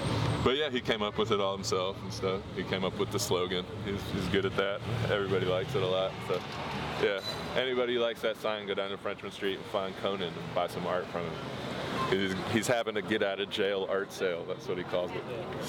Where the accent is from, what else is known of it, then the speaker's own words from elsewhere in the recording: Virginia Beach, Virginia, United States; born there; Actually, super not far from here at all. I was born in Virginia Beach. My dad was in the Navy, so we moved around a lot.